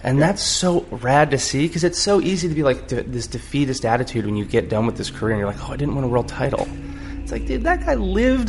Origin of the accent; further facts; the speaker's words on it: Nokomis, Florida, United States; I grew up in a little town called Nokomis, Florida.